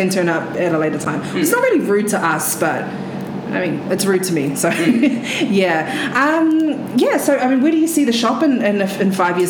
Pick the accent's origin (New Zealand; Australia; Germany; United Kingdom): New Zealand; even though I am Pacific Islander, but I'm born and bred in New Zealand